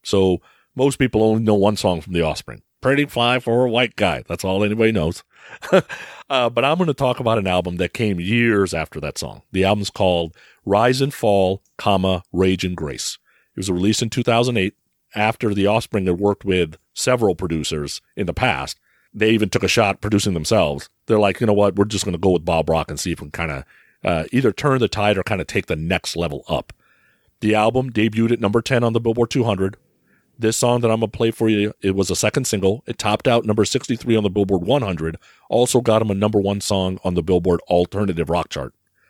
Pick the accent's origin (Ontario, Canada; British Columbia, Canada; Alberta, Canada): British Columbia, Canada; Vancouver; Growing up in Vancouver, I was involved in all sorts of things with him.